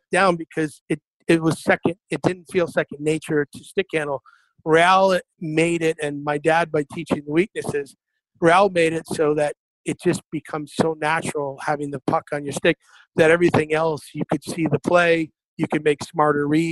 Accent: Waterford, Michigan, United States; I was very fortunate to play local up till I was 15. I mean, I played right there at Waterford, Lakeland Arena

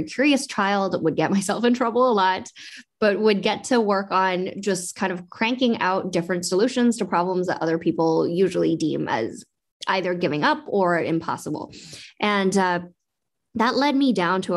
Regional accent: West Coast, United States; also born or lived in Beijing, China / Vancouver, Canada; now in San Francisco Bay Area, United States; I was born in Beijing myself, though my sister was born here, and grew up on the West Coast

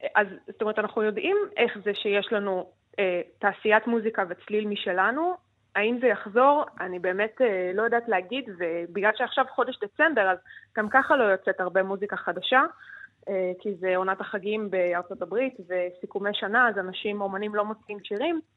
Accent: Israel; אצלנו בישראל

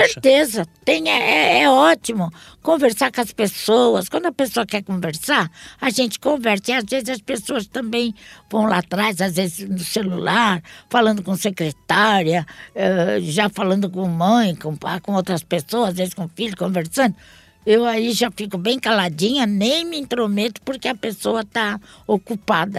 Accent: Santos, São Paulo, Brazil; also born or lived in Portugal; sempre fui radicada aqui Entendi. em Santos. Sempre morei em Santos

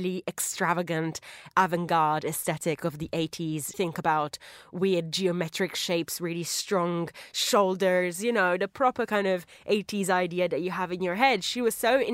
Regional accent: Italy; Italy, my home country

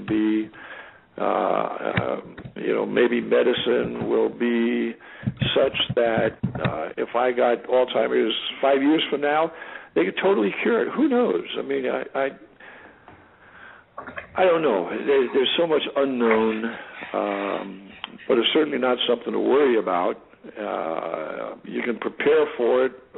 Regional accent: California, United States; I was born and raised in California.

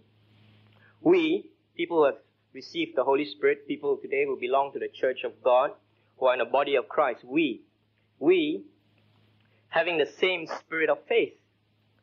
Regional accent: Singapore; I grew up in Singapore

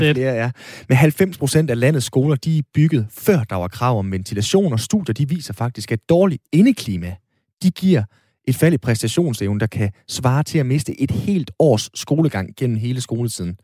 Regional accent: North Jutland, North Denmark Region, Denmark; som nordjyde

